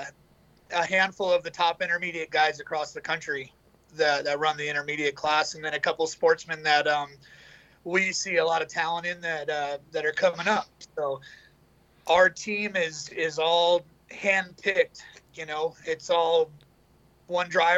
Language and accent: English; Southern California, United States; I'm from Southern California